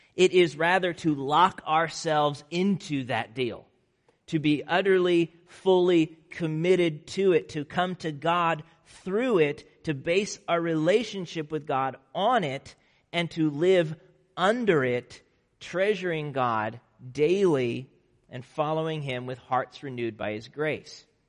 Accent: Nebraska, United States; moved away; also born or lived in Chicago; growing up in Nebraska

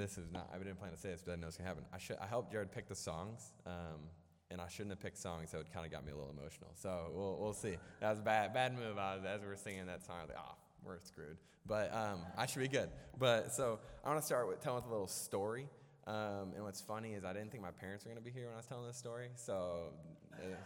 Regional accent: Morris, Illinois, United States; now in Charleston, United States; I'm from Morris, Illinois, which is about 2 hours and 45 minutes, almost directly north of here.

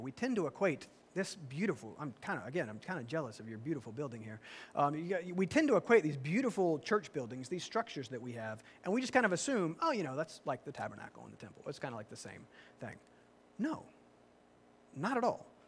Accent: the South, United States; I'm from the South, that you is plural

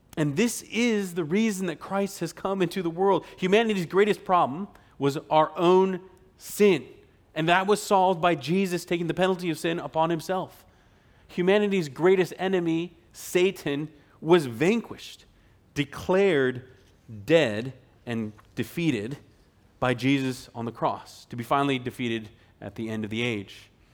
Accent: Spokane, Washington, United States; moved away; back in Spokane, Washington, where I'm from

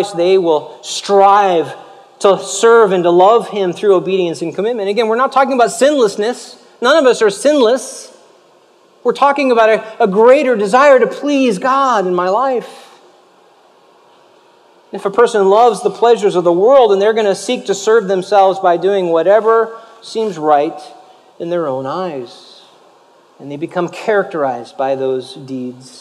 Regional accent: Los Angeles, California, United States; growing up in Los Angeles

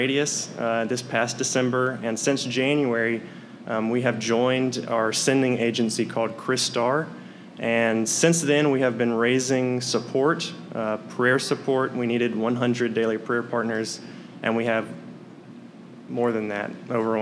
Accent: Hammond, Louisiana, United States; also born or lived in Ruston, Louisiana; now in Lake Charles, United States; I'm from Hammond, Louisiana

